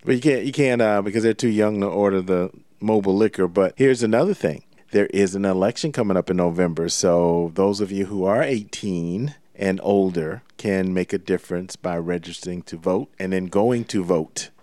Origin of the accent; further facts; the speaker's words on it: Savannah, Georgia, United States; Savannah, Georgia, my hometown